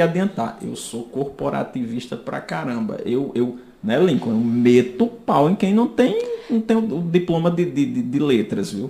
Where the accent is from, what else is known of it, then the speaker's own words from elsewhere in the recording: Rio Tinto, Paraíba, Brazil; Como se diz lá em Rio Tinto, na minha terra